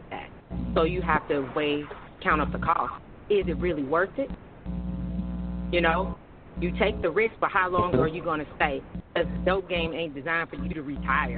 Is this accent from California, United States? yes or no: yes; Oakland, California, United States; also born or lived in St. Louis, Missouri; now in Atlanta, United States; I'm originally from Oakland, California